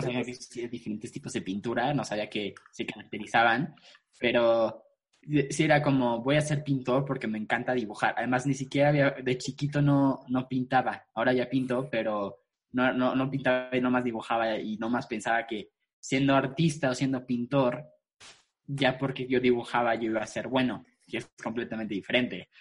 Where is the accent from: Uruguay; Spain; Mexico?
Mexico; Mexico City; yo soy chilango. Eh, vengo, soy de la Ciudad de México, nací aquí en la Ciudad de México. Y este, pues nunca Nunca me he, ido a vivir a ningún otro lugar